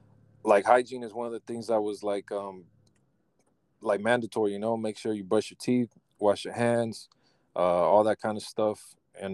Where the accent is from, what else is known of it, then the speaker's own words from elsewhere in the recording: Sacramento, California, United States; Well, I'm from Sacramento, California. So out in California, and it's nice and warm already.